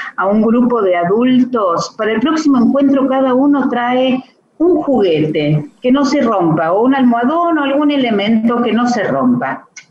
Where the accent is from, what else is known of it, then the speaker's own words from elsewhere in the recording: Santa Fe, Argentina; now in Buenos Aires, Argentina; estuve muchos años trabajando en Santa Fe, en mi, en mi ciudad natal